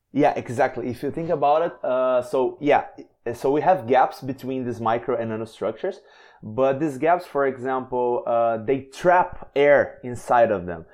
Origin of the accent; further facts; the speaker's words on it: Brazil; I am from Brazil